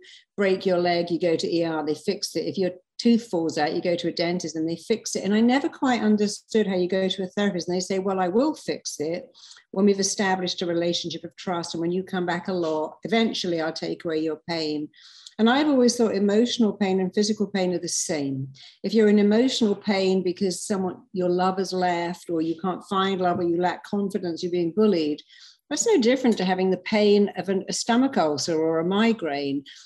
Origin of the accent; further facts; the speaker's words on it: London, United Kingdom; now in Los Angeles, United States; I'm from London, but I live in LA and I love it here.